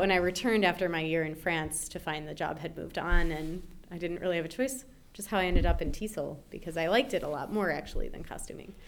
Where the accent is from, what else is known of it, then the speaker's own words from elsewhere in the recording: Chicago, Illinois, United States; also born or lived in St. Paul, Minnesota; Born in St. Paul, Minnesota, in the Twin Cities. And I lived there for two years, and then my parents moved to Chicago